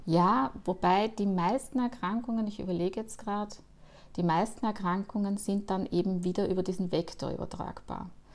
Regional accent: Austria; man hört es mir wahrscheinlich an, ich komme auch aus Österreich

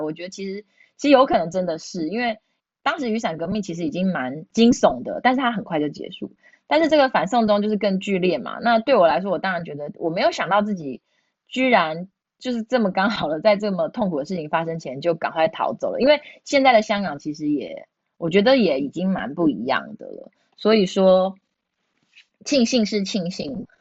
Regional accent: Taiwan; moved away as an adult; also born or lived in Hong Kong; 只有我是台湾人

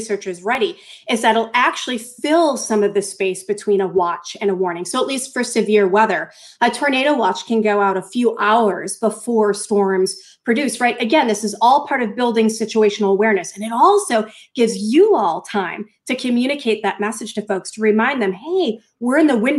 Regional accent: Norwood, Massachusetts, United States; moved away; I grew up in Norwood, Massachusetts

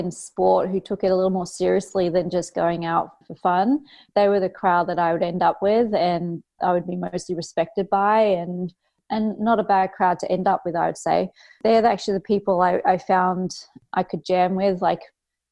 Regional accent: Cairns, Queensland, Australia; I grew up at school in Cairns in North Queensland, Australia

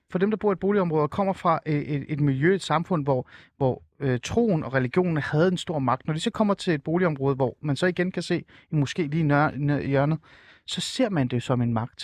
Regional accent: Helsingør, Capital Region of Denmark, Denmark; Jeg voksede op i Helsingør øh, mm. og gik på Helsingør Gymnasie

